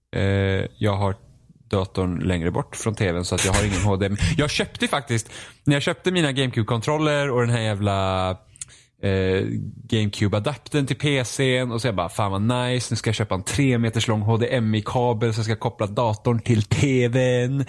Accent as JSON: {"language": "Swedish", "country": "Finland", "said": "jag är finne också"}